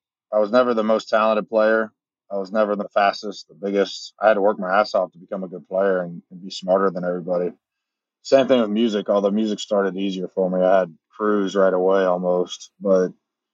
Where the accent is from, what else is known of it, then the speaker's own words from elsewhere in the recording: Daytona Beach, Florida, United States; moved away; also born or lived in Charlotte area, North Carolina / Nashville, Tennessee; growing up in Daytona, we watch races all the time. And then moving to North Carolina, you're kind of still in it, being around Charlotte area.